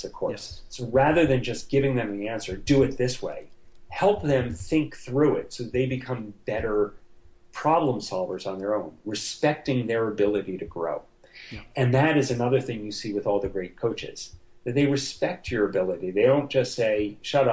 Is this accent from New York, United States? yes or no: yes; New York, United States; I'm from New York, and so I'm a New York Jet fan